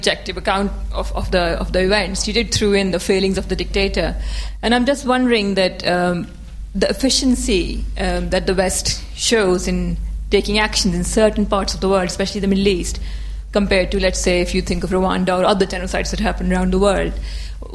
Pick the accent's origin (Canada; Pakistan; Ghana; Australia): Pakistan; I'm a Pakistani, I'm an artist.